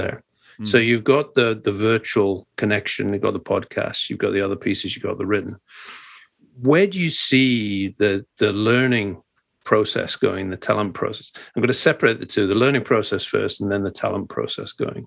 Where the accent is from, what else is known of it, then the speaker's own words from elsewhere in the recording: Scotland, United Kingdom; I'm a Scottish Presbyterian